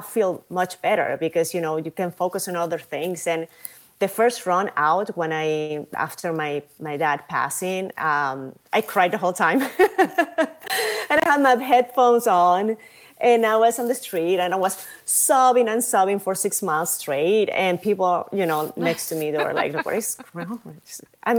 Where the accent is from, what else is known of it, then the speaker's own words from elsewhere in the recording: Venezuela; also born or lived in New York City; now in Madrid, Spain; I'm from Venezuela